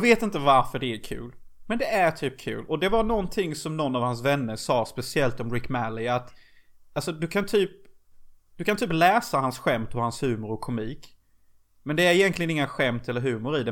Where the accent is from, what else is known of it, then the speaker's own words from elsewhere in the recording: Unnaryd, Jönköping County, Sweden; i den lilla byn som Gud glömde där jag kommer ifrån. Unnaryd.